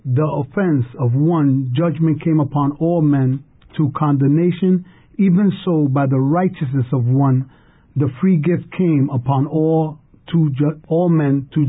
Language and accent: English; New York City, New York, United States; And I'm born and raised Brooklyn, New York.